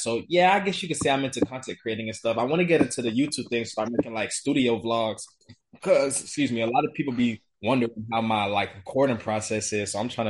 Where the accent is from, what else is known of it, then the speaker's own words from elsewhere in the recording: Florida, United States; I'm from Florida.